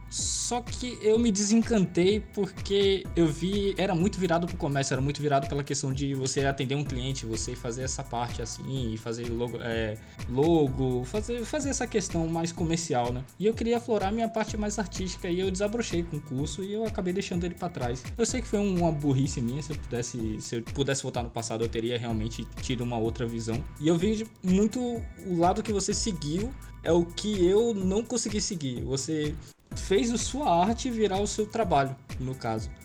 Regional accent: Pernambuco, Brazil; also born or lived in São Paulo; Eu nasci em São Paulo, mas eu sou criado aqui em Pernambuco. Então eu me considero ah, pernambucano.

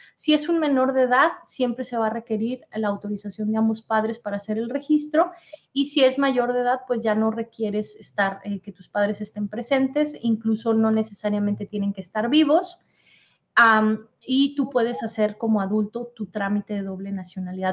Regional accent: Mexico; now in United States; tú y yo somos de México, ¿verdad? Pero vivimos aquí en Estados Unidos

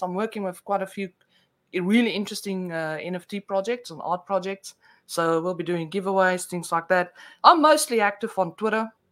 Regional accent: South Africa; accent: Afrikaans with a mix of Australian; first language Afrikaans; English is a second language; now in Australia; I'm born in South Africa, so um, oh, I, I oh, okay. actually my first language is Afrikaans

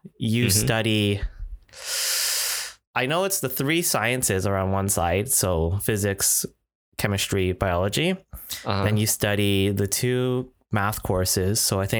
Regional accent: Toronto, Ontario, Canada; I think my golden path was just like any other typical Asian Canadian growing up in Toronto.

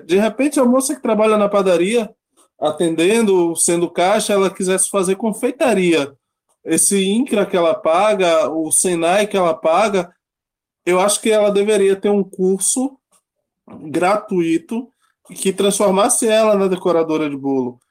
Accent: Salvador, Bahia, Brazil; moved away; also born or lived in São Paulo; Eu sou natural de Salvador, saí da Bahia

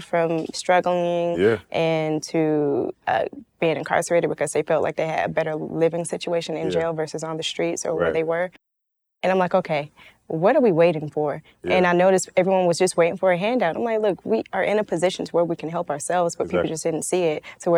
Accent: Atlanta, Georgia, United States; born and raised in the Swats

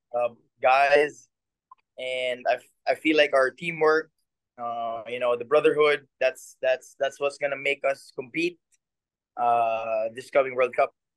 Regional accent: Philippines; moved away as an adult; now in Japan; my hometown, with my in front of my people

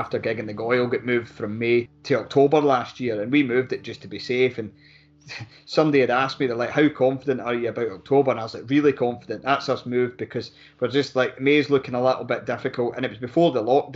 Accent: Mid Calder, Scotland, United Kingdom; We're both from West Lothian. I was from Mid-Calder.

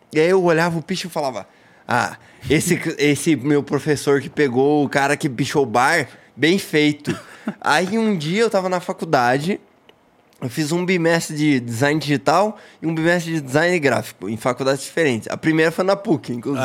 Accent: Brazil; also born or lived in Portugal

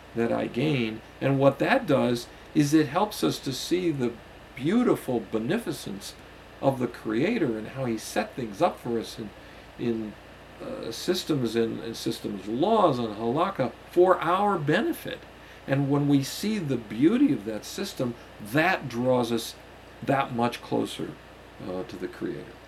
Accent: United States; the society in which I was raised here in the United States

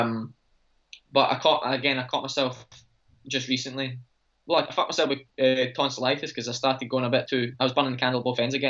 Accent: Scotland, United Kingdom; I'm Scottish

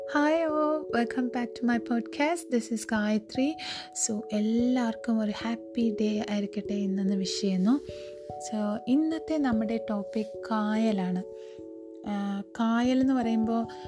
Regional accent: Thiruvananthapuram, Kerala, India; ഞാൻ ജനിച്ചു വളർന്നതൊക്കെ ട്രിവാൻഡ്രം സിറ്റിയിലാണ്

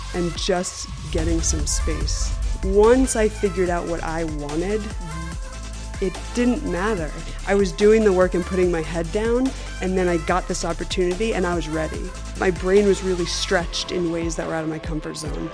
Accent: Ridgefield, Connecticut, United States; I grew up in Richfield, Connecticut

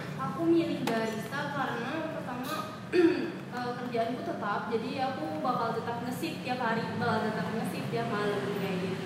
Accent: Sumbawa Besar, West Nusa Tenggara, Indonesia; Aku aslinya Sumbawa Besar, Nusa Tenggara Barat.

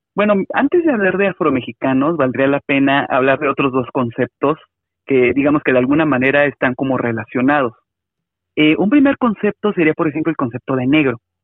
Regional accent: Mexico City, Mexico; soy este un afromexicano de la Ciudad de México

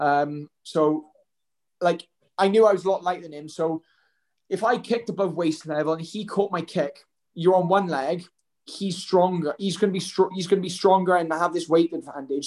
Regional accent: Welsh, Wales, United Kingdom; I'm Welsh.

